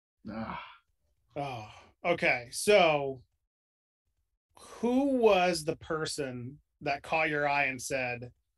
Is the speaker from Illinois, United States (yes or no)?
no; New York, United States; I grew up in New York, so I was like smack dab in the middle of WWF, WWE area.